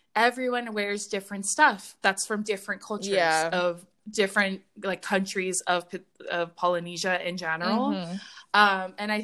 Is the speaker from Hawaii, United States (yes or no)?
yes; Hawaii, United States; I'd be like, oh yeah, I mean, I'm Hawaiian or whatever.